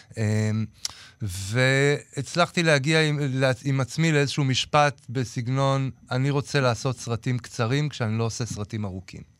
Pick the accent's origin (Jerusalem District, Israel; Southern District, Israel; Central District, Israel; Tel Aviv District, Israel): Jerusalem District, Israel; Jerusalem; זה פשוט המקום שאני בא ממנו